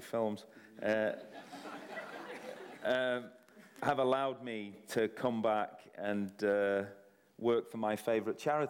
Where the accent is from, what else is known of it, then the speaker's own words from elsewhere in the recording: Salford, North West England, United Kingdom; I'm from Salford